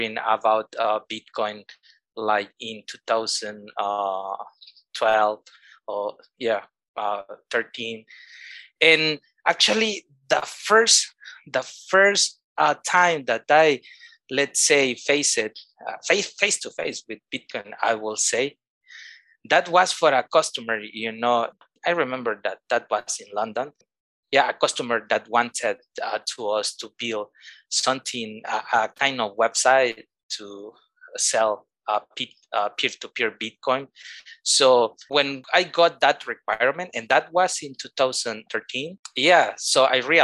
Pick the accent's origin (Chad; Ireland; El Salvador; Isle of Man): El Salvador; I am from El Salvador, living here in San Salvador, which is the capital of El Salvador